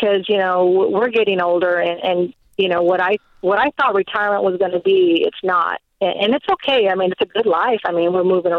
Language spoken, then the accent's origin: English; California, United States; moved away; I'm originally from California